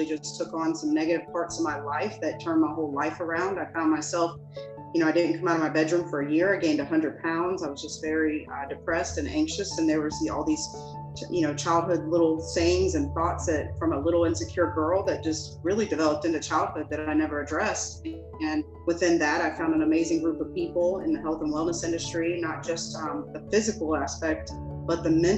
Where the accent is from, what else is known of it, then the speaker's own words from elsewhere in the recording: Jacksonville, Florida, United States; I'm from Jacksonville, Florida.